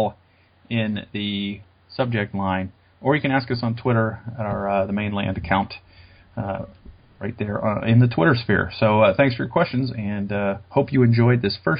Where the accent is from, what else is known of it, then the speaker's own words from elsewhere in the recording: Columbus, Ohio, United States; I'm actually from Columbus